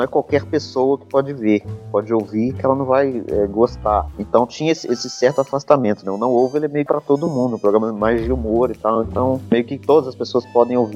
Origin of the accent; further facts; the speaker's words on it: Belo Horizonte, Minas Gerais, Brazil; eu sou, eu sou de, de Minas, de BH